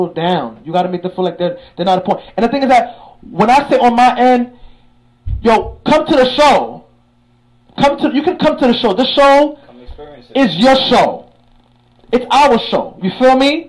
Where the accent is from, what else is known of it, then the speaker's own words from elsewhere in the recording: New York City, New York, United States; two Haitian black brothers, young, you feel me? One came from the Floss, I came from Crown Heights